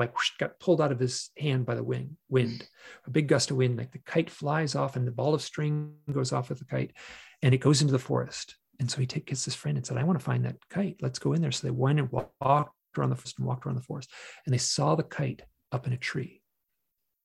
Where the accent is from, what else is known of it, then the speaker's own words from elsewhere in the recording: Michigan, United States; accent: twang; I grew up in Michigan